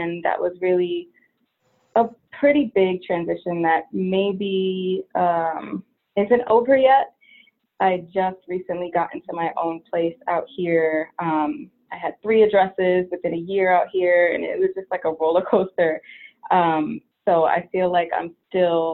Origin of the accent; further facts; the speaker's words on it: Connecticut, United States; moved away as an adult; now in California, United States; I'm originally from Connecticut, and it's such a different vibe back there